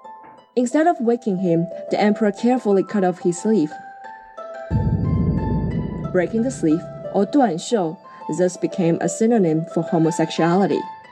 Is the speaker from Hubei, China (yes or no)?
no; Shanghai, China; moved away as an adult; now in Los Angeles, United States; I was born in Shanghai, China, and I'm now living in Los Angeles.